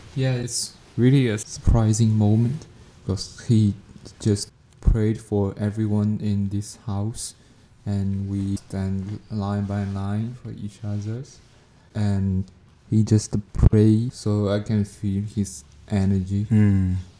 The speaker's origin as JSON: {"language": "English", "country": "China", "moved": "as an adult", "lives_now": "Canada", "said": "I'm from China"}